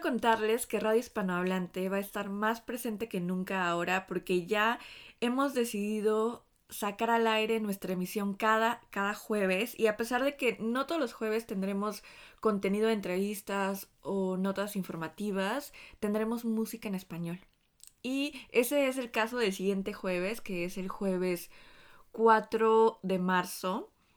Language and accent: Spanish; Chile; now in Stuttgart, Germany; soy parte de la Red Feminista de Chilenes Migrantes